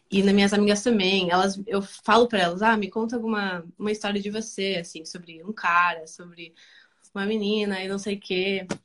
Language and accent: Portuguese; Argentina; Portuguese is a second language; E agora, assim, eu tô me sentindo, assim, melhor com português, também espanhol, né? Porque eu sou da Argentina, então... Mas é mais difícil espanhol.